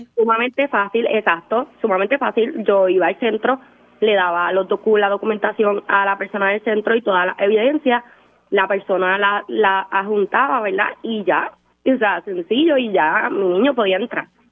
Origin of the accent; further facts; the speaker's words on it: Ponce, Puerto Rico; yo soy de Ponce